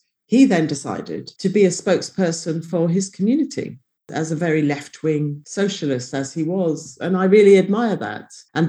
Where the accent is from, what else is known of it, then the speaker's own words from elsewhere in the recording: London, United Kingdom; I grew up in Woolwich, which is now incredibly African, actually, but it wasn't as a child. And my dad was literally the only Nigerian in the village.